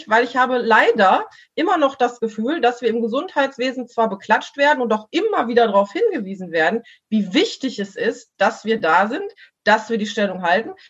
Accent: Mülheim, North Rhine-Westphalia, Germany; dass hier jetzt in Mülheim, ich komme aus Mülheim, ähm, äh, die Altenheime geimpft worden sind

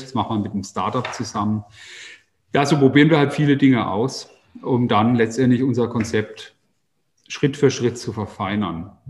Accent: Baden-Württemberg, Germany; unsere Region in ganz anderes Licht zu rücken. Also ich habe meinen Heimatort als äh, sehr langweilig erlebt

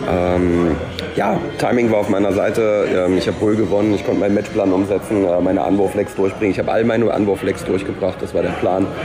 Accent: Cologne, North Rhine-Westphalia, Germany; aber ich bin Kölner und identifiziere mich damit

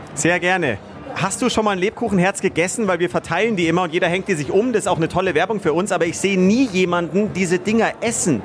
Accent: Munich, Bavaria, Germany; ich bin ein waschechter Bayer, ein waschechter Münchner, in München eben geboren

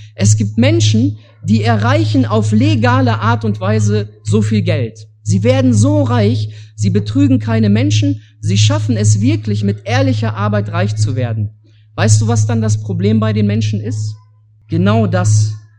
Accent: Germany; Bei uns in Deutschland

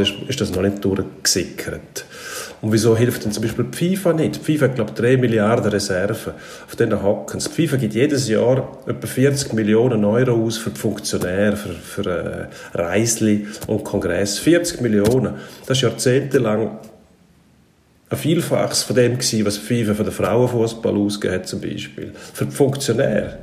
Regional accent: Switzerland; Bei uns in der Schweiz

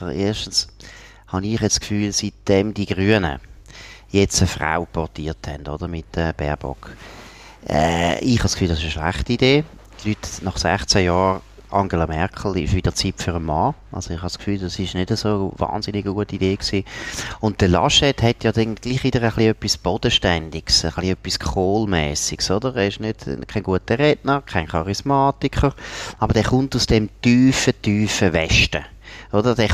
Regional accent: Switzerland; dann als Schweizer mit grossen Augen zuschaut. Sondern es ist eigentlich so langweilig wie irgendwo bei uns in Grenchen oder Langenthal.

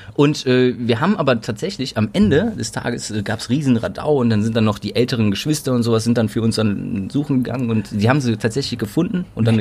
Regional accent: Cologne, North Rhine-Westphalia, Germany; als gebürtiger Kölner

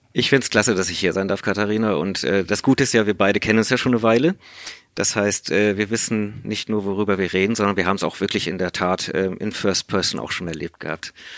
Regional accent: South Africa; first language English; German is a second language; moved away; ich komme aus Südafrika, spreche deswegen auch Native English

